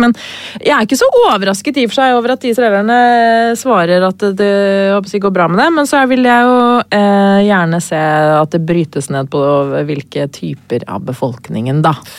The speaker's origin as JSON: {"language": "Norwegian", "town": "Lillehammer", "region": "Innlandet", "country": "Norway", "said": "jeg er jo lillehamring"}